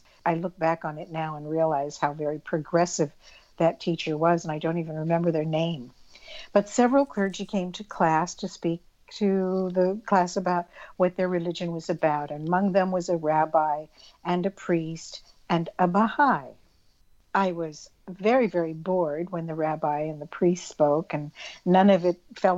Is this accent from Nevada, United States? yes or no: no; Arizona, United States; I grew up in Arizona in the Southwest Desert.